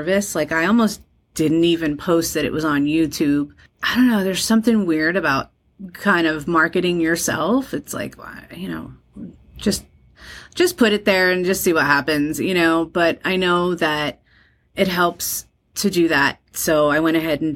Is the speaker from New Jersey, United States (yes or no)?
yes; Colonia, New Jersey, United States; also born or lived in Dallas, Texas; I was raised in New Jersey